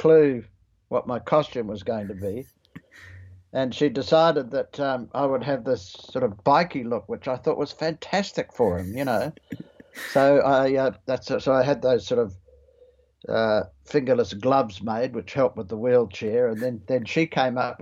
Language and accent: English; New Zealand; moved away as an adult; also born or lived in Australia / Sydney; now in Queensland, Australia; being a Kiwi